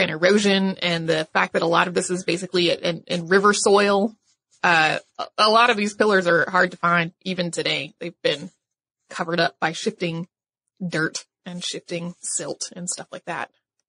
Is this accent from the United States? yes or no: yes; North Carolina, United States; the history of my home state, which is North Carolina.